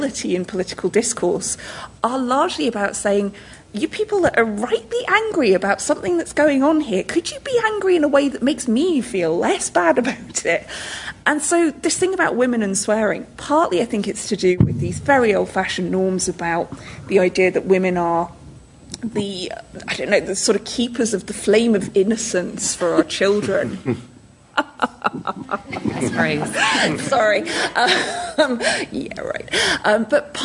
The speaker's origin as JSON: {"language": "English", "region": "the north of England", "country": "United Kingdom", "accent": "northern", "said": "my northern native accent"}